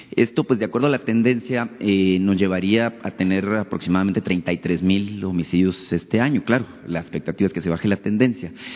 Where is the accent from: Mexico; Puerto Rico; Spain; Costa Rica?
Mexico; Sonora; yo soy de Sonora